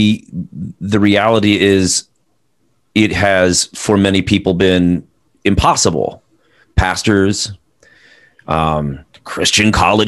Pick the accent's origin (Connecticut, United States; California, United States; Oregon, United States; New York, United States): California, United States; Southern; I grew up in Southern California